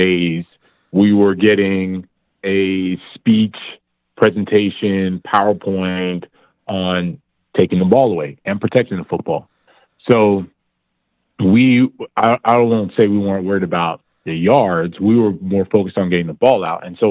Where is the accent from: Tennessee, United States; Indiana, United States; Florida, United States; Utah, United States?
Florida, United States; Miami; I'm from Miami